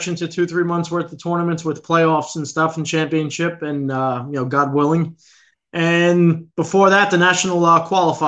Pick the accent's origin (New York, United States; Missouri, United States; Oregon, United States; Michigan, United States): New York, United States; New York City; I grew up in the Bronx in the city